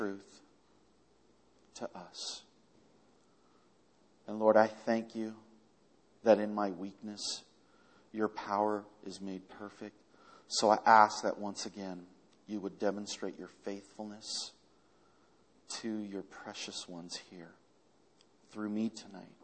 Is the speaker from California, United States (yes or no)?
yes; Culver City, California, United States; also born or lived in Argentina / New York; I grew up here in Culver City, and really in the Southlands, so this is kind of like home